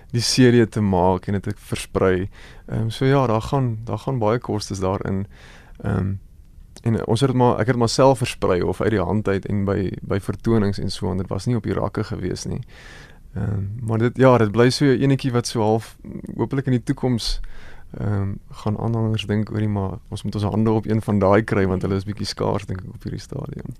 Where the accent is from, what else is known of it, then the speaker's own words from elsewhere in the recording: Goldfields of the Free State, South Africa; groot word jare daar in die Goudveld van die Vrystaat. Ek kom maar van die Vrystaat af.